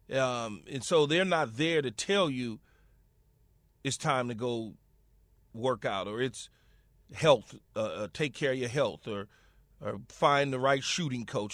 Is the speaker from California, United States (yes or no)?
yes; Los Angeles, California, United States; I'm from Los Angeles, right? And I'm from, well, at the time it was called South Central Los Angeles